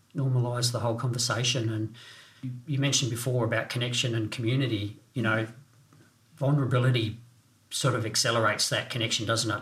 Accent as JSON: {"language": "English", "town": "Renmark", "region": "South Australia", "country": "Australia", "tie": "born or raised there", "also_born_or_lived": "Northern Territory / Southwest Victoria", "said": "growing up in the Riverland in Renmark"}